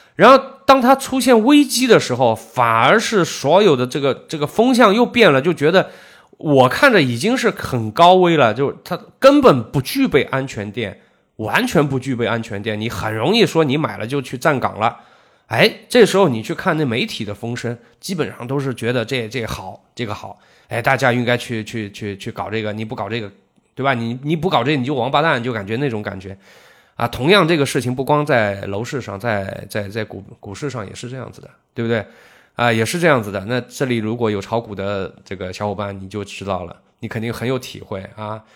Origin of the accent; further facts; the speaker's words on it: Zhejiang, China; 我们浙江